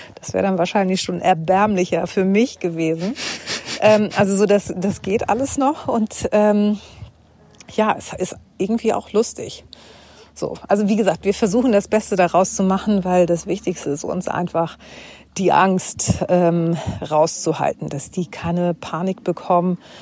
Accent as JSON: {"language": "German", "region": "Hamburg", "country": "Germany", "said": "ich bin aus Hamburg"}